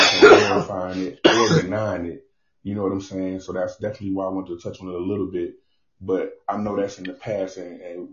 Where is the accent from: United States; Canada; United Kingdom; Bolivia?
United States; Mobile, Alabama; growing up in Mobile, Alabama, where I'm from